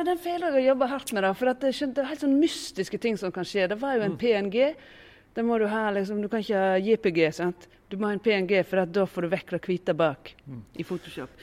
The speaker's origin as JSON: {"language": "Norwegian", "town": "Voss", "region": "Vestland", "country": "Norway", "said": "det er bare er en sånn fire kilometer fra der jeg kommer fra, at eh, Granvin begynner. Så eh, har jo jeg òg en veldig sånn klar Vossa-identitet"}